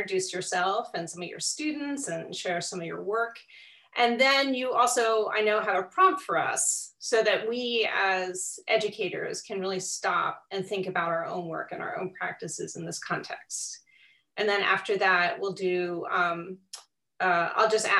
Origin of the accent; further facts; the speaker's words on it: Philadelphia, Pennsylvania, United States; as a Philadelphian